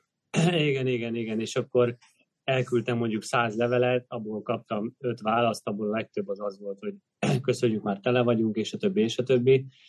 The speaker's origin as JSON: {"language": "Hungarian", "country": "Hungary"}